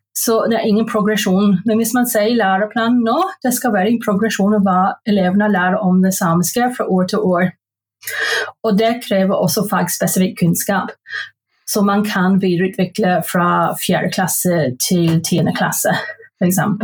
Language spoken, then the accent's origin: Norwegian; Belfast, Northern Ireland, United Kingdom; Norwegian is a second language; moved away as an adult; now in Norway; jeg er født og oppvokst i Belfast